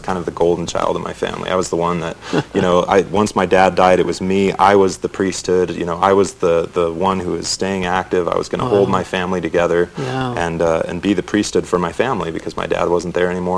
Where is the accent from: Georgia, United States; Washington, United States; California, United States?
Washington, United States; Seattle; I was actually born in Seattle